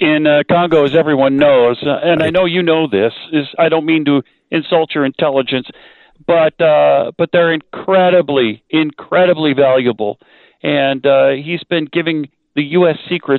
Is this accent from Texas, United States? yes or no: yes; El Paso, Texas, United States; since I was about 4 years old, you know, because I'm from El Paso, most people just call me …, as they do all … in El Paso.